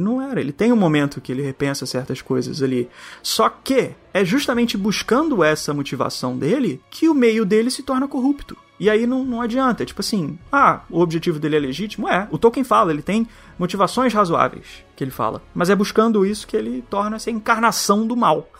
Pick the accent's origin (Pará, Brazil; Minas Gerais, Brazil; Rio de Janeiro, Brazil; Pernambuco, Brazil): Rio de Janeiro, Brazil; accent: carioca; Não sei se estou sendo muito carioca agora